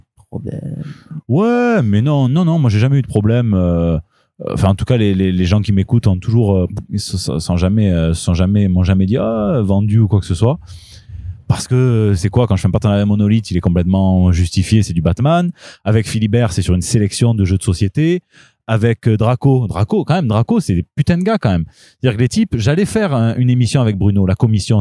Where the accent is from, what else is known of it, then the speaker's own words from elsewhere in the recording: Marseille, Provence-Alpes-Côte d'Azur, France; je suis Marseillais, pas Marseillaise